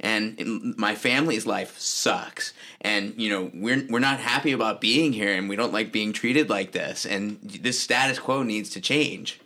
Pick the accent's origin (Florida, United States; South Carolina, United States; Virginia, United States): Virginia, United States; Richmond; I grew up in Richmond, Virginia